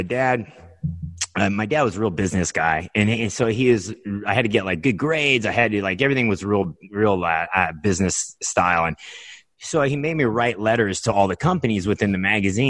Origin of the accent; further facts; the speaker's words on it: Nebraska, United States; I grew up in Nebraska, like in it's like cornfields